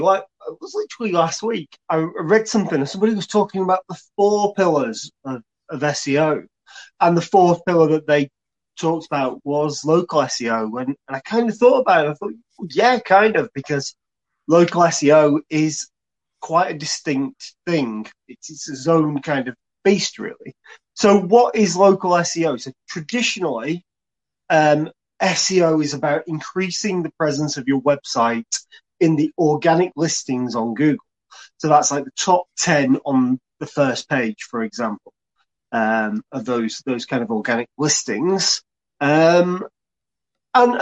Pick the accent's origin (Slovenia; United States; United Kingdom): United Kingdom; Chorley, North West England; also born or lived in Preston; now in Bacup, United Kingdom; I'm from Chorley. Born in Preston